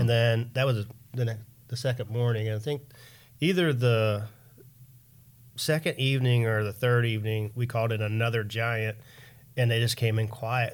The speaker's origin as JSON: {"language": "English", "region": "Pennsylvania", "country": "United States", "tie": "born or raised there", "moved": "yes", "said": "I put in for Pennsylvania every year, 'cause that's my hometown"}